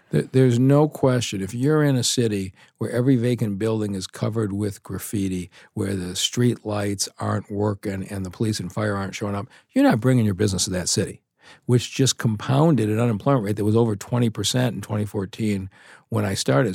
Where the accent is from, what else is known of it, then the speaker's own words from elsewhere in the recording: Detroit, Michigan, United States; I was born in Detroit and my, uh, family been there for three or four, uh, generations